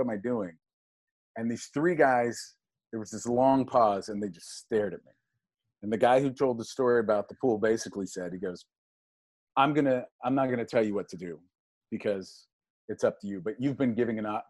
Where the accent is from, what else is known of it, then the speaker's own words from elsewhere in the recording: Pittsburgh, Pennsylvania, United States; moved away as an adult; I was raised in Pittsburgh, Pennsylvania